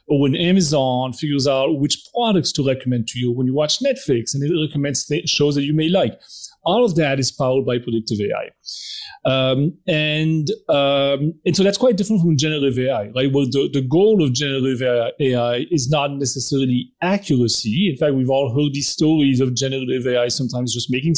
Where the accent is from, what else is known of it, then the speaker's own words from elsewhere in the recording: Belgium; I'm from Belgium, so I have that weird French-Dutch